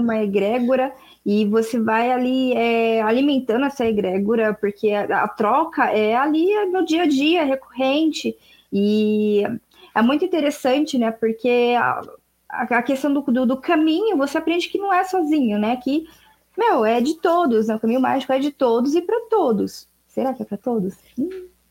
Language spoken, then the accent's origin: Portuguese; Brazil; Eu, eu sou brasileira, falo português.